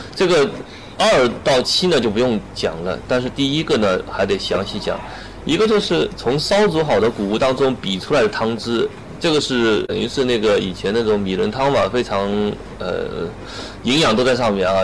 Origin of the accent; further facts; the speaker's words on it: China; 我们中国人